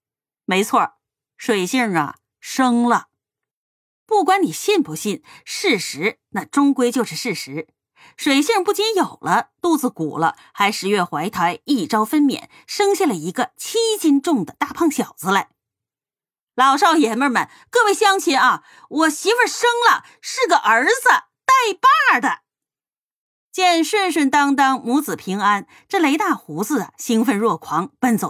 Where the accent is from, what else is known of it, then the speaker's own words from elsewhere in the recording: Northeast China, China; 在我的老家一个毗邻深山老林、名不见经传的东北小镇上，搬来了一户人家